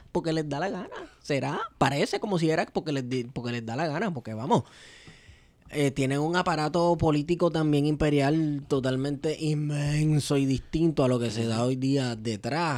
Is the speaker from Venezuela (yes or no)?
yes; Venezuela; Estoy hablando como venezolano